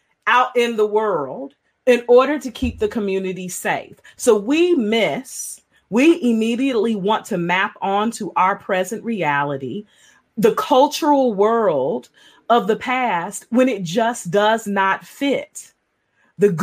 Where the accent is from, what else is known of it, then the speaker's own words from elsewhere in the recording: United States; moved away; I'm from Kentucky, Georgia originally